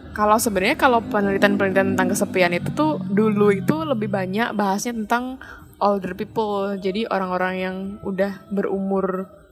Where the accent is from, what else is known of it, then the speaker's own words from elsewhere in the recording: Special Region of Yogyakarta, Indonesia; akunya kan nggak pernah keluar dari kota Jogja dan sekitarnya